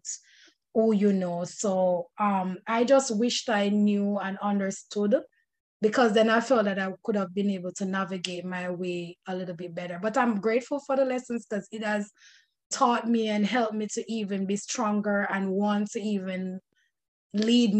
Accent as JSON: {"language": "English", "country": "Jamaica", "moved": "yes", "lives_now": "United States", "said": "as a Jamaican American"}